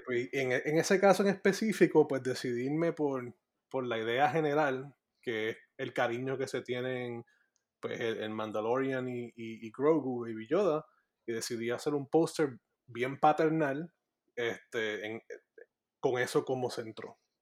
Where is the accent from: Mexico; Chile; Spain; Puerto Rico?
Puerto Rico; moved away as an adult; also born or lived in Maryland, United States; now in Florida, United States; yo crecí toda mi vida en el área metropolitana. así oh, Me, me, yo viví en, entre Tuabaja y Dorado este, toda mi vida.